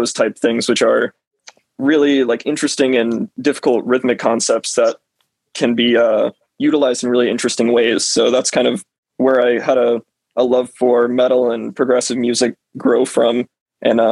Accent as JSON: {"language": "English", "region": "South Georgia", "country": "United States", "said": "I'm from South Georgia"}